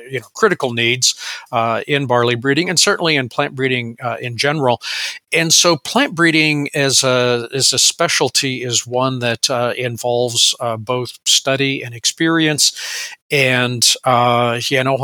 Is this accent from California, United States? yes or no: yes; Visalia, California, United States; also born or lived in Mexico / Arizona; I was born in Visalia, California, a garden spot of the San Joaquin Valley, and uh, grew up uh, kind of, you know, a rotation between California, Mexico, and uh, Arizona.